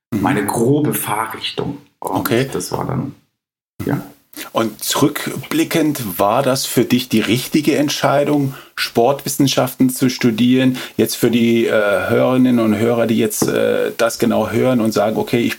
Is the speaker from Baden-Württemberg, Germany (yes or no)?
no; Munich, Bavaria, Germany; Nee, ich bin in München geboren.